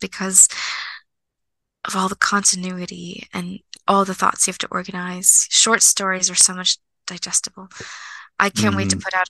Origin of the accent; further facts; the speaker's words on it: Moscow, Russia; born there; Like, I was born in Moscow, and like that statue is so sentimental.